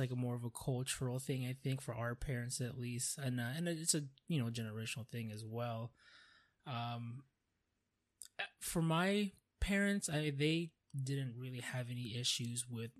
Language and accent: English; Hawaii, United States; I was born in Hawaii, I'm from there